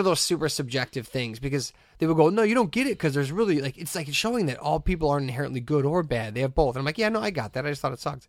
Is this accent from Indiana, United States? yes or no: yes; Hessville, Indiana, United States; I'm fifteen and I'm from Hessville